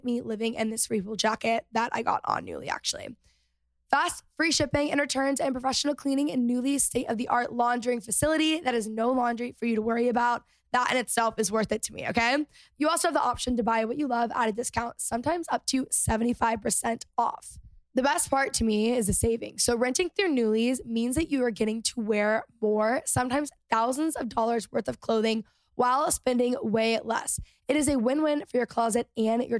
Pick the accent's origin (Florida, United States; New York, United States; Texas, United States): Texas, United States; moved away; growing up in Texas